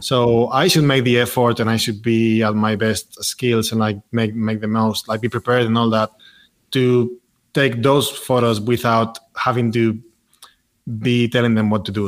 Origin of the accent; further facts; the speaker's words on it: Madrid, Community of Madrid, Spain; moved away as an adult; now in Barcelona, Spain; I grew up in Madrid